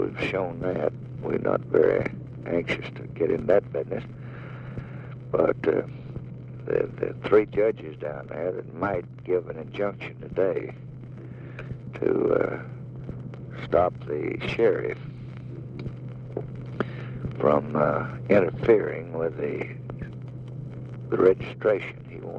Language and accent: English; Tennessee, United States; I'm here because I come from Tennessee, and I know the situation.